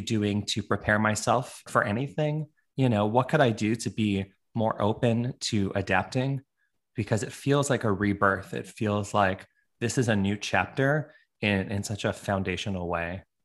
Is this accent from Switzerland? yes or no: no; Toronto, Ontario, Canada; also born or lived in New York, United States; now in Honolulu, United States; I'm like a Canadian now living in a tropical